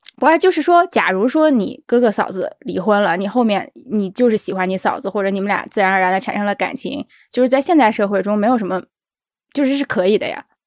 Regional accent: China; 我们中国人

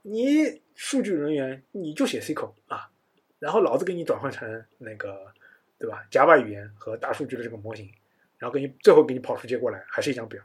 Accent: China; 我们中国人

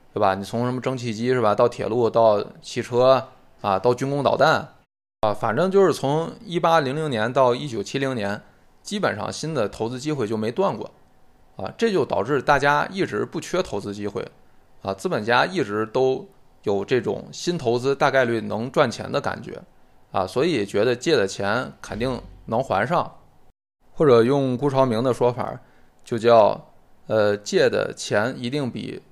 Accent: China; 我觉得跟大部分我们中国人的直觉也不太相符

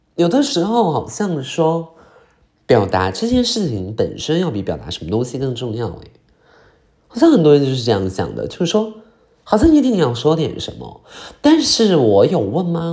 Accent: Qiqihar, Heilongjiang, China; moved away; 我老家呢叫紫街哈尔，就是哈尔滨边儿上也没有那么远

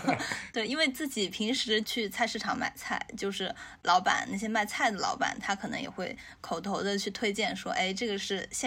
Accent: China; 因为我们中国人就是对菜要新鲜这件事儿，就是非常的有执念

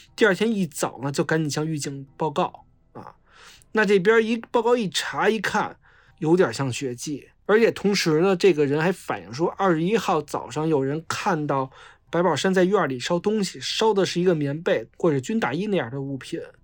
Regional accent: Beijing, China; 我老家是大兴的，然后我，我，我是山五的城四区的嘛

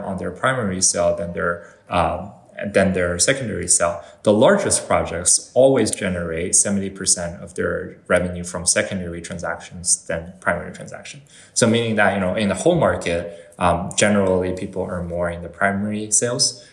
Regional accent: Canada; so I'm, I'm Canadian uh, when it comes to like where I grew up and where I, I was, uh, you know, raised

